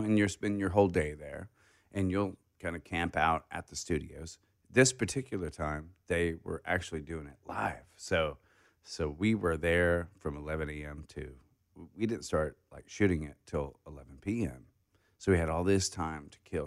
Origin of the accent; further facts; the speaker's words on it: Hardy, Arkansas, United States; I grew up in Hardy, Cherokee Village.